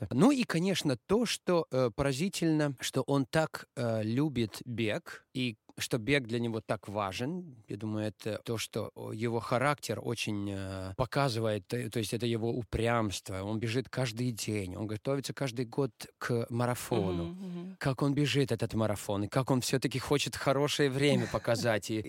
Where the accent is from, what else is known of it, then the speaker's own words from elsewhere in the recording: Latvia; first language Latvian; Russian is a second language; для меня латышский, латышский. Но я думаю, из-за того, что это мой родной язык